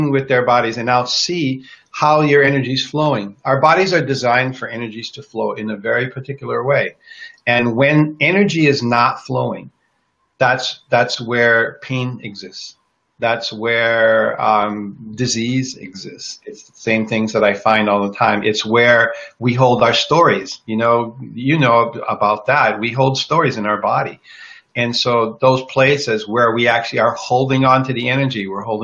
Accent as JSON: {"language": "English", "town": "Kona", "region": "Hawaii", "country": "United States", "tie": "born or raised there", "moved": "yes", "said": "I grew up in Kona on the Big Island in Hawaii. I'm the only one in my family that left Hawaii."}